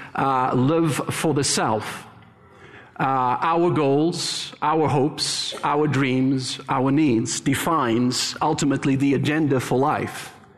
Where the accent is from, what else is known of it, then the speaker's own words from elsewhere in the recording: Cape Town, Western Cape, South Africa; moved away as an adult; now in Canada; born and raised in heaven, as I like to refer to it, South Africa, Cape Town